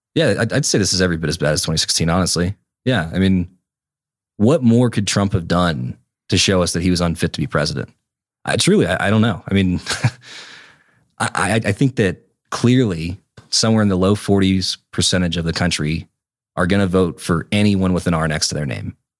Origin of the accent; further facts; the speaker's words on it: North Carolina, United States; my home state of North Carolina